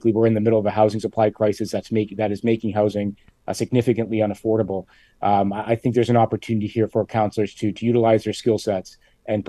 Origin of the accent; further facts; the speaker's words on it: Hamilton, Ontario, Canada; I'm from Hamilton